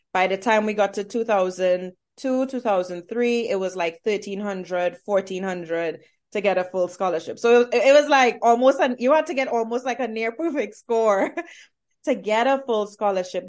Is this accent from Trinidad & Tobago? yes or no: yes; Trinidad & Tobago; moved away as an adult; now in Atlanta, United States; I come from Trinidad and Tobago